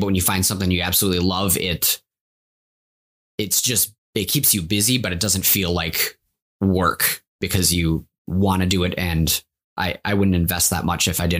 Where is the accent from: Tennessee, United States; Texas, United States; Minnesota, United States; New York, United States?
Minnesota, United States; Champlin; also born or lived in Maple Grove, Minnesota; I was actually born and raised in Champlin, Minnesota